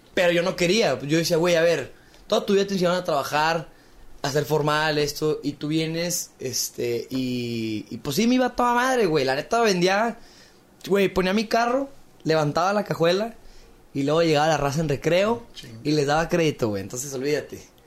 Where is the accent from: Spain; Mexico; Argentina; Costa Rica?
Mexico; Torreón, Coahuila; yo soy lagunero, nací aquí en Torreón, Coahuila